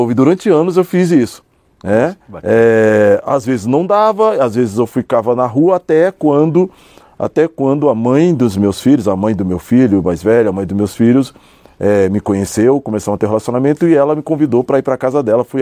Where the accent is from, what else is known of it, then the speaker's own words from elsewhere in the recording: São Paulo, Brazil; eu nasci em São Paulo, nasci na cidade de São Paulo. Vivi numa família extremamente pobre e desestruturada na zona sul de São Paulo, numa região chamada Interlagos, Cidade Ademar, aquela região. Foi onde eu cresci